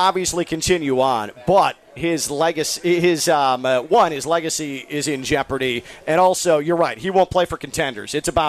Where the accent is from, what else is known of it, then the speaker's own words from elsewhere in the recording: Chicago, Illinois, United States; moved away; I'm a Chicagoan, born and raised.